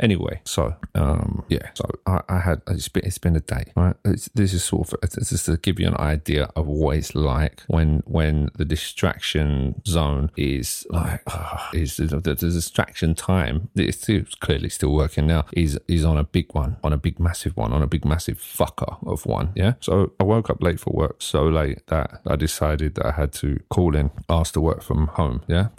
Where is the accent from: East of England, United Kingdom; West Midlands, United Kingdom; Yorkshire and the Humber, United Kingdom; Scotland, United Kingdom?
East of England, United Kingdom; close to where I grew up in Hertfordshire